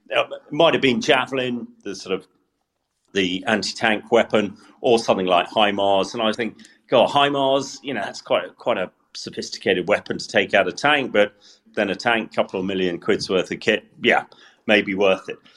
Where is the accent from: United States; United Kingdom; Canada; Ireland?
United Kingdom; Salisbury, South West England; Salisbury, my hometown